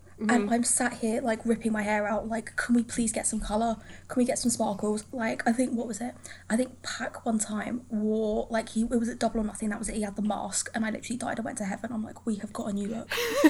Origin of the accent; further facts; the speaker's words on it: London, United Kingdom; So I lived in London for, like, my whole life. I'm from London, and I moved mm-hmm. out of London last year